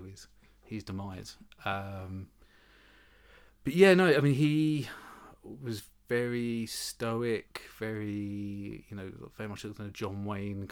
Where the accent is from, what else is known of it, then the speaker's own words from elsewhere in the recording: Berkhamsted, East of England, United Kingdom; also born or lived in Plymouth / Tring; I grew up in Berkhamsted, which is 5 miles from Tring